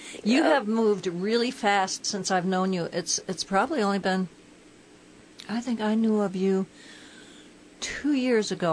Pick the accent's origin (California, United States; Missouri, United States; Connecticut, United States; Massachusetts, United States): Connecticut, United States; moved away; I'm from Connecticut